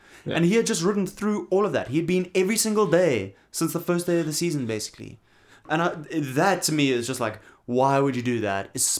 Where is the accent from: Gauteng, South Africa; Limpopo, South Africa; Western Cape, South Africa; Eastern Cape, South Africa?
Western Cape, South Africa; Knysna; I remember there growing up in Knysna... We would talk about the Valleys, the people from the Transvaal, right?